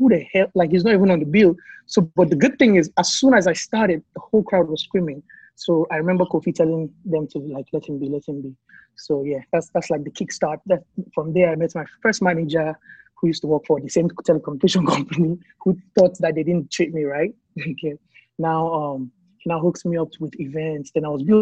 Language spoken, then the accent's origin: English; Kaduna State, Nigeria; also born or lived in Jos / Abuja; I was born and raised in Kaduna State, which is like the northern part of Nigeria.